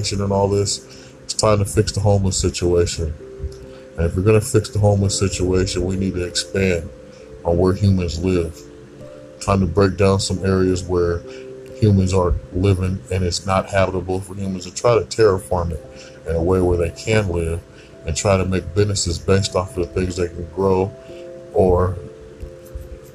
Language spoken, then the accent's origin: English; United States; we as American people